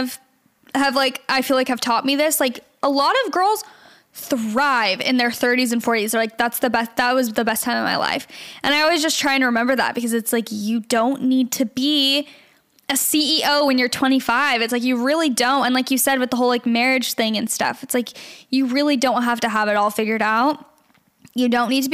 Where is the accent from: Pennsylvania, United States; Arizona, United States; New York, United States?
Arizona, United States; Gilbert; now in Los Angeles, United States; I'm from Gilbert, really? Arizona